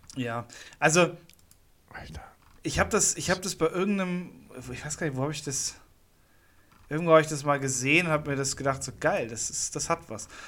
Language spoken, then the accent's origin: German; Munich, Bavaria, Germany; als Münchner, als Münchner Hipster